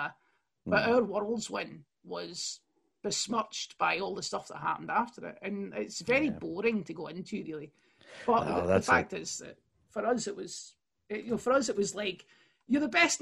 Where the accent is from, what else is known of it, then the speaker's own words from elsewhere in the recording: Airdrie, Scotland, United Kingdom; I'm from Airdrie, North Lanarkshire